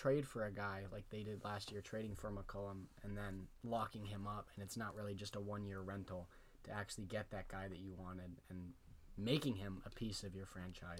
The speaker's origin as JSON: {"language": "English", "town": "Darien", "region": "Connecticut", "country": "United States", "tie": "born or raised there", "also_born_or_lived": "Vermont", "moved": "yes", "said": "he's from my hometown of Darien, Connecticut."}